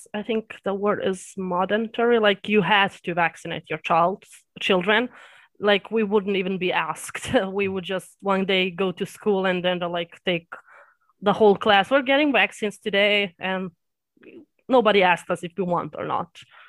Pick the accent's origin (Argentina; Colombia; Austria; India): Austria; born there; Well, my heritage is Serbian. That's Eastern Europe, but I was born in Austria.